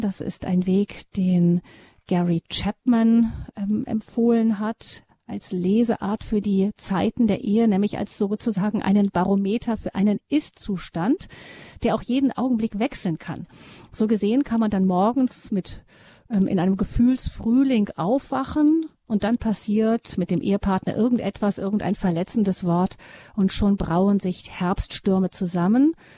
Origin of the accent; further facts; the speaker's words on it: Rhineland, Germany; Bei uns im Rheinland